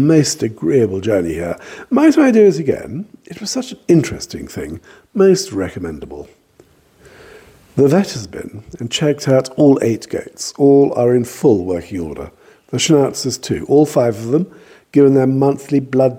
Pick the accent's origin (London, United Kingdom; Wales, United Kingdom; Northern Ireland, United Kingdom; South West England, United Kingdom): South West England, United Kingdom; Cornwall; I am Cornish